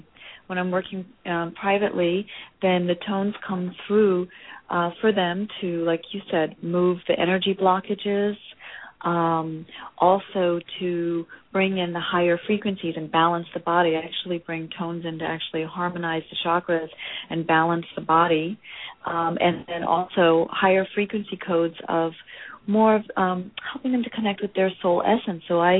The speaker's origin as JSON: {"language": "English", "town": "Los Angeles", "region": "California", "country": "United States", "said": "But I'm from Los Angeles."}